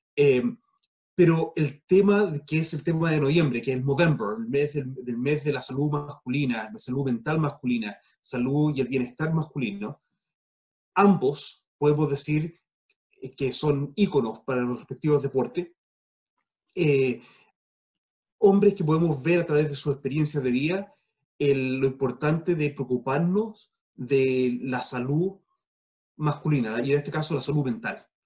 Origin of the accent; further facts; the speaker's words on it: United States; moved away; also born or lived in Chile; me crié yo en Estados Unidos